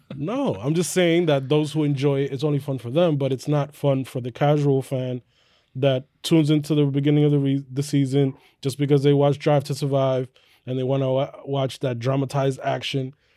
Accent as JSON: {"language": "English", "country": "United States", "also_born_or_lived": "New York", "said": "we as American Formula One fans"}